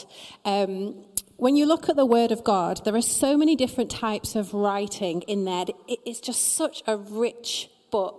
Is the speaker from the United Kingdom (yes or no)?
yes; Preston, North West England, United Kingdom; I am from Preston